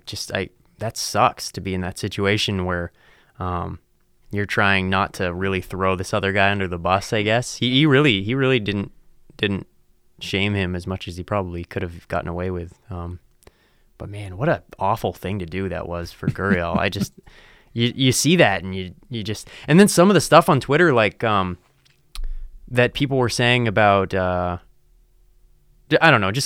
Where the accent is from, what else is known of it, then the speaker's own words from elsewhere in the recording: United States; growing up in America